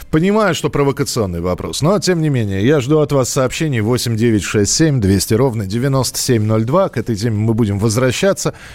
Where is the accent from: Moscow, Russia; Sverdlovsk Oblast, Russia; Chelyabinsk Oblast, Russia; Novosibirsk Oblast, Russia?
Sverdlovsk Oblast, Russia; Yekaterinburg; Меня … зовут, я из Екатеринбурга.